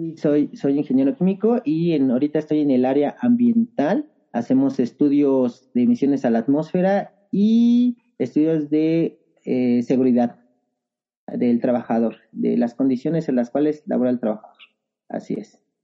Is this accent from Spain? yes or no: no; Mexico City, Mexico; also born or lived in Nezahualcóyotl, State of Mexico / Peñón Viejo; nací en Nezahualcóyotl, Estado de México. Desde muy chico estuve aquí en el Ajusco.